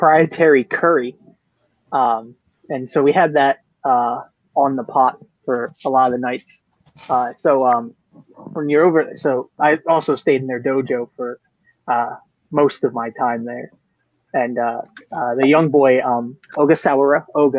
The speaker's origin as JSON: {"language": "English", "country": "United States", "said": "the American"}